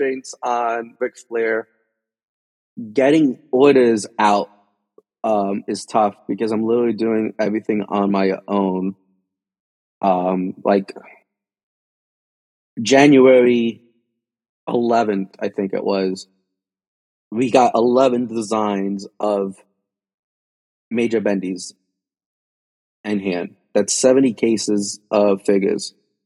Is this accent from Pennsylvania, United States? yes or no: no; Union City, New Jersey, United States; I'm a kid from Union City, New Jersey